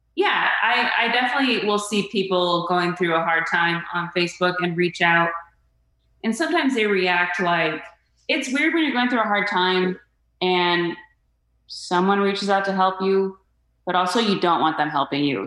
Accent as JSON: {"language": "English", "town": "Phoenix", "region": "Arizona", "country": "United States", "tie": "born or raised there", "also_born_or_lived": "Mesa, Arizona", "moved": "as an adult", "lives_now": "Los Angeles, United States", "said": "my hometown of Phoenix, Arizona"}